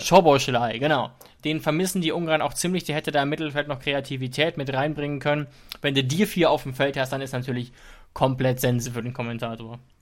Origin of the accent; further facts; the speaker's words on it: Germany; weil man sich da auch als Deutscher sehr schwer tut